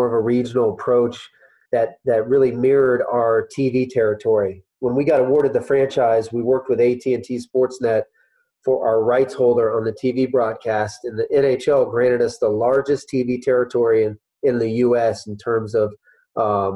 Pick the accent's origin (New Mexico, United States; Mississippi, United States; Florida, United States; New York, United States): Florida, United States; St. Petersburg; I grew up in St. Petersburg, Florida